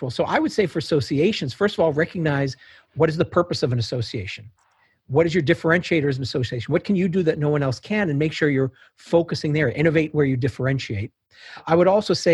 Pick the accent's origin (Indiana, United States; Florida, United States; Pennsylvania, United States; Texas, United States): Indiana, United States; Fort Wayne; Started in Fort Wayne, Indiana.